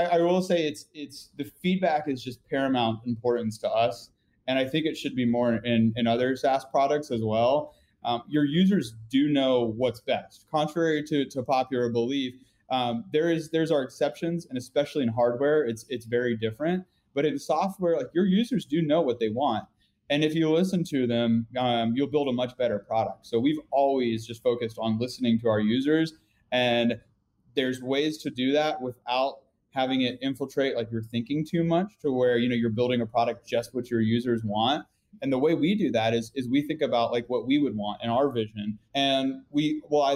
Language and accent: English; North Carolina, United States; I'm from North Carolina